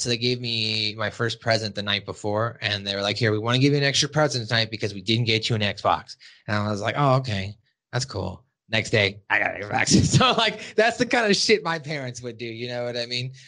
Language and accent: English; Montana, United States; moved away as an adult; also born or lived in Arizona; I was from Montana